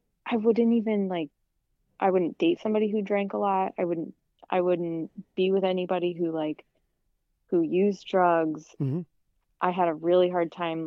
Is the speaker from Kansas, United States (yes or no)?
yes; Kansas, United States; growing up in Kansas